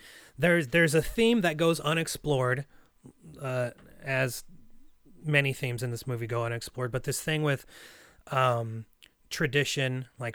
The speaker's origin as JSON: {"language": "English", "country": "Russia", "said": "You know, I have, you know, Russian relatives. I'm from Russia. I have a Russian name. I eat Russian food. I go to a Russian church, but that's it."}